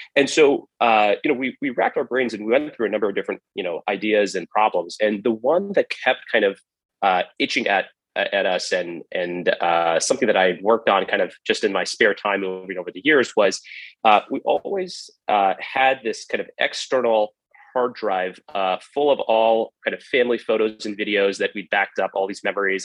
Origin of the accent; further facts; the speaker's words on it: San Jose, California, United States; also born or lived in Cupertino, California; I grew up in uh, the Bay Area, uh, specifically right around San Jose, California, and uh, Cupertino, California